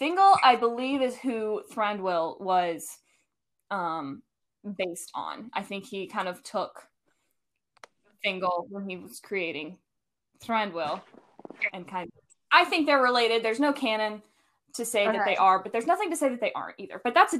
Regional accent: United States; Not my American self.

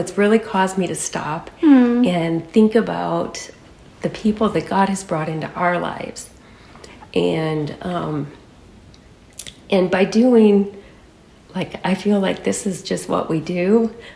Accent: Saranac, Michigan, United States; moved away as an adult; now in California, United States; I was born and raised in Saranac, Michigan, on a small farm. And I moved to California the day I got married.

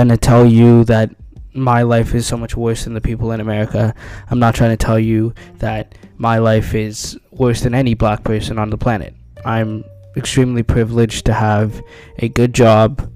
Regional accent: Canada; I am a Canadian citizen who was born in Canada.

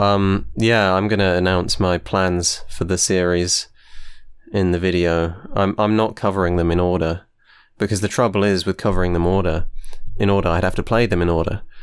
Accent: United Kingdom; I am from the U K

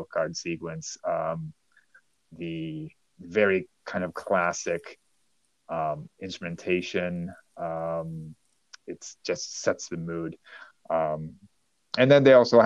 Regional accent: Toronto, Ontario, Canada; my hometown of Toronto

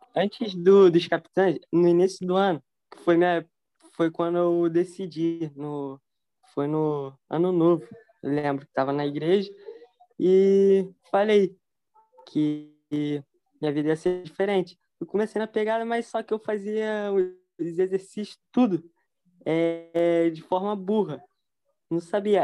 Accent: Rio de Janeiro, Brazil; sou do Rio de Janeiro

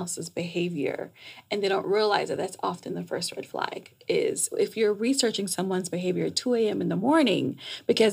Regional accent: New York, United States; moved away as an adult; also born or lived in Jamaica / Washington, D.C.; now in Atlanta, United States; I'm Jamaican. I was raised in New York

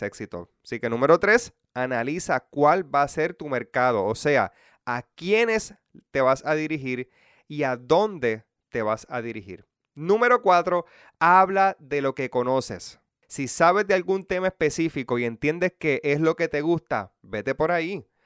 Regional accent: Puerto Rico; puertorriqueños de toda la isla o solamente a mi pueblo y pueblos cercanos

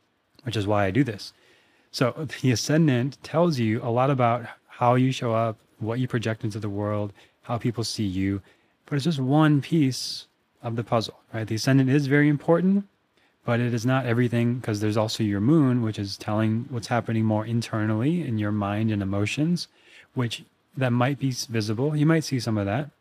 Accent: Minnesota, United States; also born or lived in Austin, Texas; now in Venice, California, United States; I grew up in Minnesota

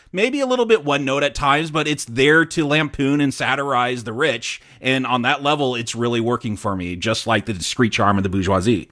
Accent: United States; we're American

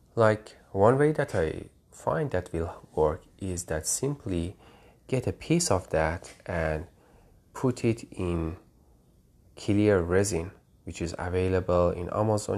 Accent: Tehran, Tehran Province, Iran; moved away as an adult; now in United States; I grew up in Tehran, capital of Iran

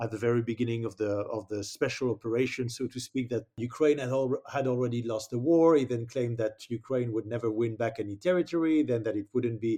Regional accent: France; in my home country, I see in France

